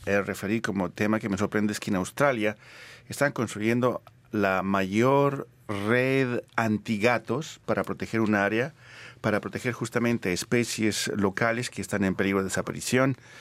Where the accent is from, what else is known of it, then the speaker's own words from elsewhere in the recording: Bolivia; moved away; nací en Bolivia